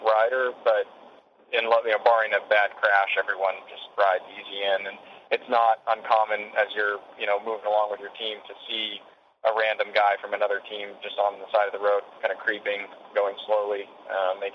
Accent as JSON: {"language": "English", "country": "United States", "said": "as an American"}